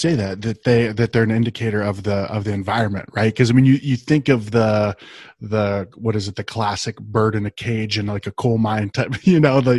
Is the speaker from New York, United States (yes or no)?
no; Ohio, United States; now in Arizona, United States; so I grew up in Ohio